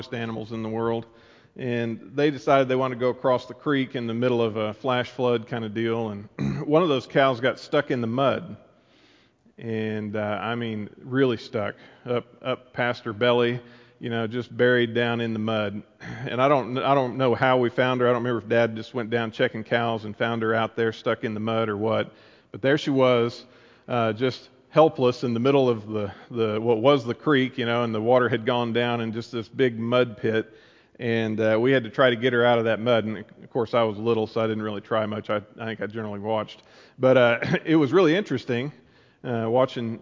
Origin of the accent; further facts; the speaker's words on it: Amber, Oklahoma, United States; moved away; I grew up in Amber, as many of you know, a little town in central Oklahoma